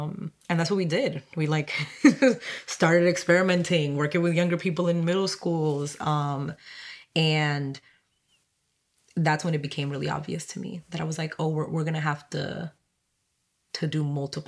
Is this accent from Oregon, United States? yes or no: no; Roxbury, Massachusetts, United States; English is a second language; came here when I was 13, didn't speak English, you know, had to go to a bilingual school, but that's, I grew up in Roxbury.